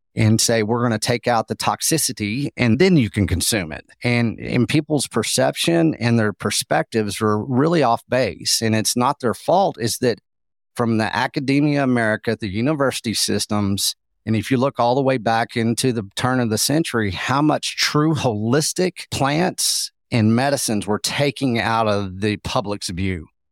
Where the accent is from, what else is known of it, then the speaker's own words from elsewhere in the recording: Texas, United States; also born or lived in Austin; I am from Texas